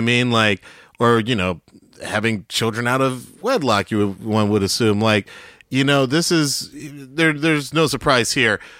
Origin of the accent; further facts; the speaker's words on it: Atlanta, Georgia, United States; moved away; also born or lived in New York; Growing up in Southwest Atlanta, when I did, late seventies, it was just like, it was like a black mecca.